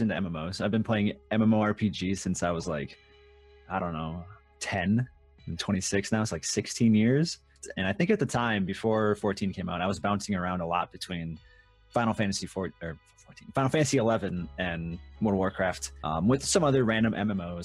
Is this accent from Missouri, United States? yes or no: no; Minnesota, United States; moved away; I grew up in Minnesota, and I lived in Minnesota for the longest time.